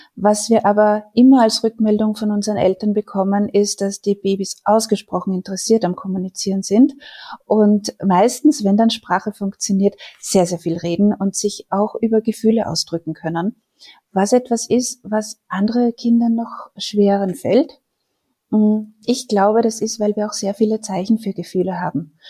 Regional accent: Austria; Bei uns in Österreich

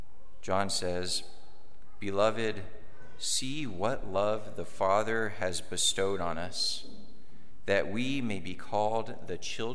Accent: New Mexico, United States; moved away; I'm a seminarian from New Mexico.

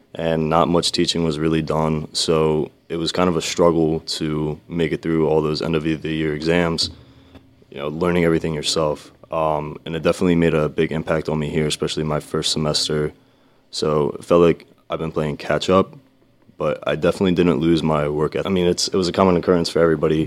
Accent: Vineland, New Jersey, United States; I'm from Vineland, New Jersey

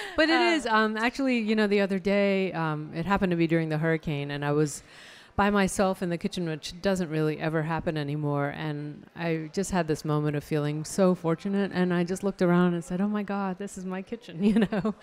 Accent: Chandigarh, India; now in Raleigh, United States; the hometown that I grew up in in India is uh, Chandigarh

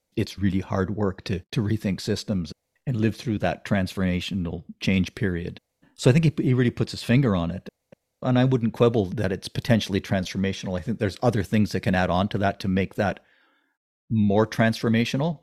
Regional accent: Ontario, Canada; now in British Columbia, Canada; I grew up in Ontario and went to school in Ontario

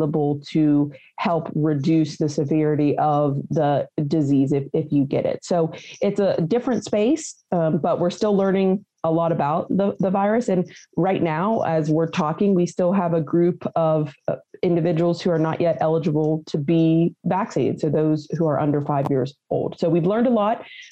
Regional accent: Weirton, West Virginia, United States; I'm a native West Virginian. I originally hail from Weirton, West Virginia

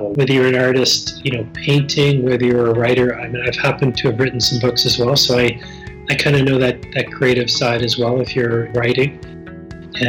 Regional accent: East Coast Canada, Atlantic Canada, Canada; moved away; growing up on the East Coast

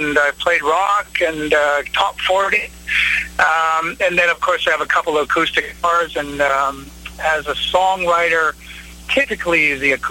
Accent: Winnipeg, Manitoba, Canada; I'm from Winnipeg, Canada

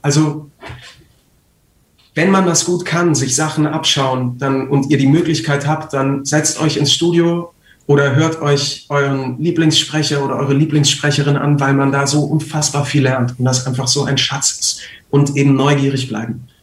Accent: Munich, Bavaria, Germany; born there; ich bin in München geboren und ähm, ich habe sehr viele Freunde da und meine Mutter wohnt in München.

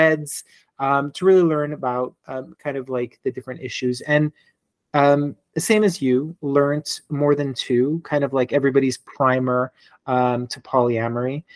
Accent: Montreal, Quebec, Canada; I am born and raised in Montreal, Quebec

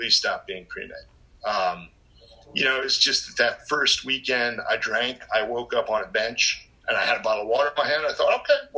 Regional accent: New Jersey, United States; I'm born and raised in North Jersey.

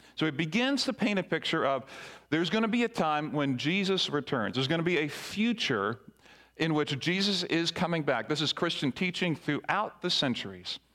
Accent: Barbados; moved away; I grew up in the Caribbean in Barbados

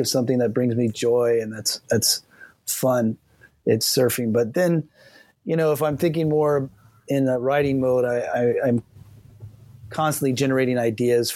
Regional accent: Kona, Hawaii, United States; also born or lived in Lausanne, Switzerland / Hilo, Hawaii; I was born in Lausanne, Switzerland, and we moved to the Big Island of Hawaii when I was 3 years old, first to Hilo and then to Kona.

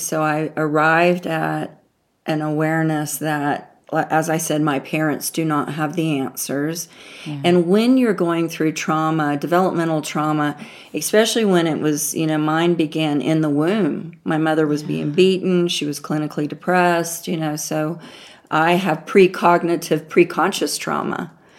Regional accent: the South, United States; She was a Yankee, my grandmother called, because, you know, I'm from the South.

